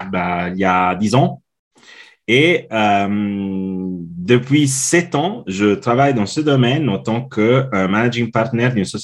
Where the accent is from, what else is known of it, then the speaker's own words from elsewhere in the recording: Italy; now in Switzerland; je suis italien, mais je vis en Suisse depuis maintenant 16 ans.